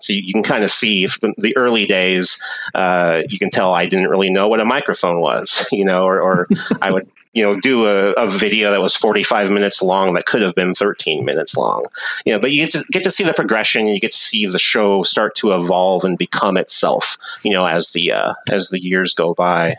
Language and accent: English; Washington, United States; I was born and raised in Washington State, where, where I, I still live today